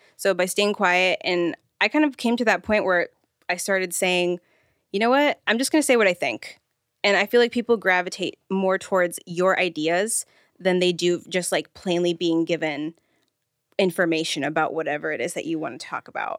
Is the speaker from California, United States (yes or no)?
yes; Rancho Cucamonga, California, United States; also born or lived in Los Angeles / Pomona; I'm from Rancho Cucamonga. I'm originally from L A, but we moved out there